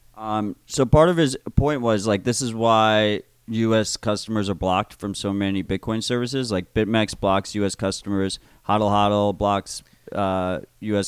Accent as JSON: {"language": "English", "country": "United States", "said": "as an American"}